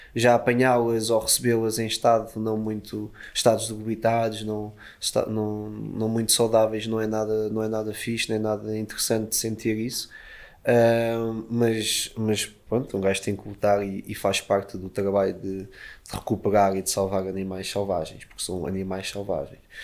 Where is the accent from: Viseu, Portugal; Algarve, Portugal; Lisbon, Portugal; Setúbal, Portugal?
Lisbon, Portugal; eu sou de Lisboa